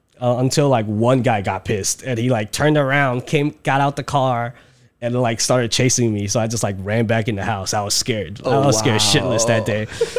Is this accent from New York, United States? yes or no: no; Troy, Michigan, United States; You know, where I live, Troy, Michigan, in the suburbs, it was a pretty safe neighborhood.